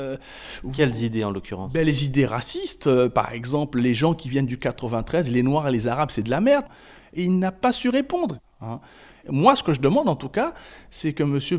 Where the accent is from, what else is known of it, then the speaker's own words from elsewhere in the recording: Île-de-France, France; Et je viens de la Seine-Saint-Denis.